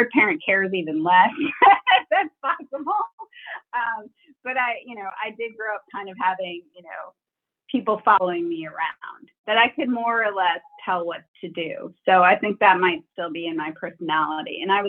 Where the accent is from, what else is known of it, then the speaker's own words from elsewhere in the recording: Wisconsin, United States; Yeah, I grew up in Wisconsin, which I always say is a nice place to grow up.